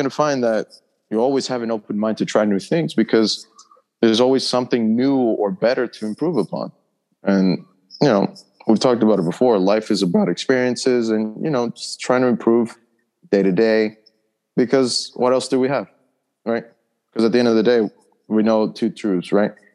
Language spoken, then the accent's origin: English; New York, United States; I was raised and born in New York